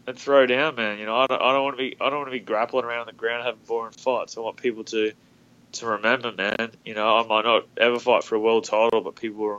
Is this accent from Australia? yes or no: yes; Australia; Melbourne's as close to my hometown as possible